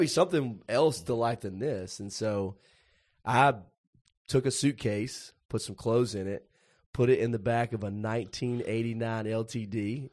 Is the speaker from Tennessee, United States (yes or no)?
yes; Puryear, Tennessee, United States; I grew up in Perger, Tennessee, which the closest town that anybody would know there is Paris, Tennessee